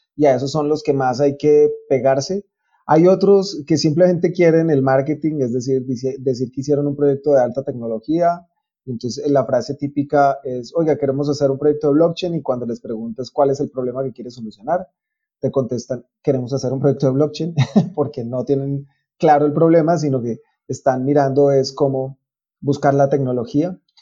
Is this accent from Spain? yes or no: no; Colombia; en Colombia estamos